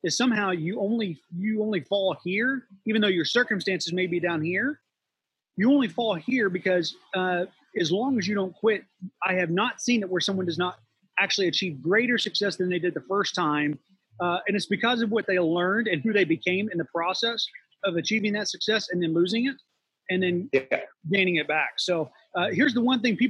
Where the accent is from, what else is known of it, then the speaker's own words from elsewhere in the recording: West Virginia, United States; now in Florida, United States; I grew up in West Virginia